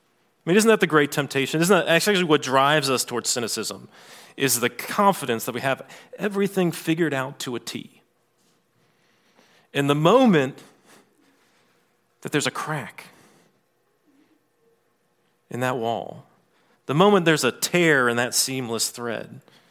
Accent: Virginia, United States; So I grew up in Southeast Virginia in the 80s and 90s.

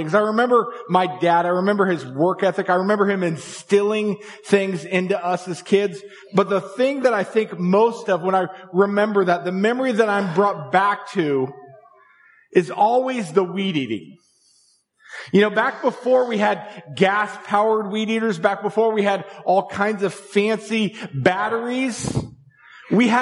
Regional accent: Tulsa, Oklahoma, United States; moved away; I spent my preteen and my teenage years growing up in Tulsa, Oklahoma.

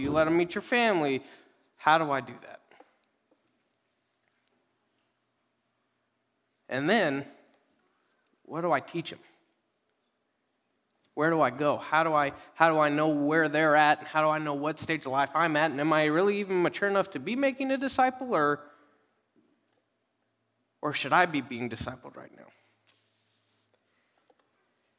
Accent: Dallas, Texas, United States; moved away; I'm from Dallas

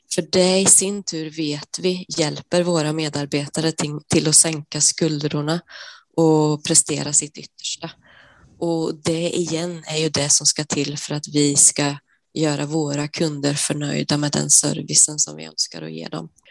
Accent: Sweden; moved away as an adult; now in Norway; jag är svensk som, som du hör och eh, jag har bott i Norge i 11 år nu

